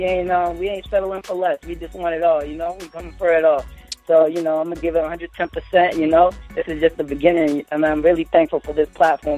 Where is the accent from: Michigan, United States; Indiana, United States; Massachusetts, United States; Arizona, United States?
Massachusetts, United States; Somerville; coming live. I'm from LaVille, Somerville, Massachusetts.